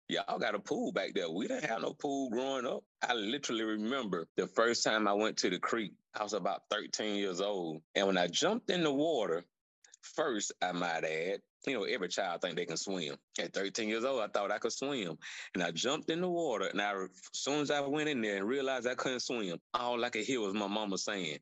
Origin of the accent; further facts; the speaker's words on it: Gee's Bend, Alabama, United States; born and raised G's Ben